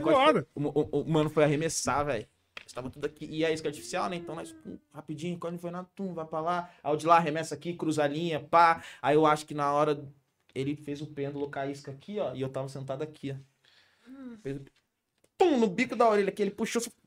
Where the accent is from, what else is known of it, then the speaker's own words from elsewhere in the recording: São José dos Campos, São Paulo, Brazil; moved away as an adult; also born or lived in Ubatuba; eu cresci no Vale.